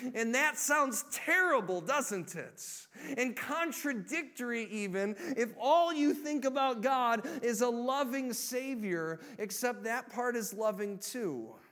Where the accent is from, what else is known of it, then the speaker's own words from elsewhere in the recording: Illinois, United States; moved away; I grew up in Illinois